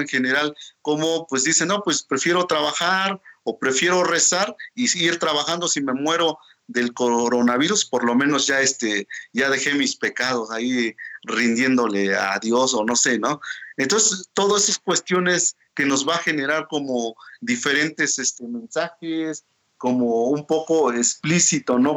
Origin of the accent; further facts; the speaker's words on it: Oaxaca, Mexico; first language Mazatec; Spanish is a second language; artista mazateco, oaxaqueño, hablante de la lengua mazateca